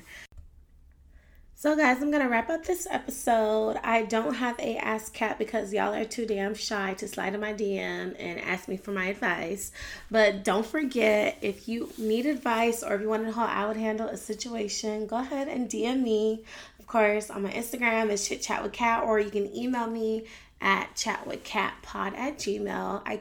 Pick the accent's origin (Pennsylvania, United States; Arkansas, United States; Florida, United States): Florida, United States; Miami; my hometown, Miami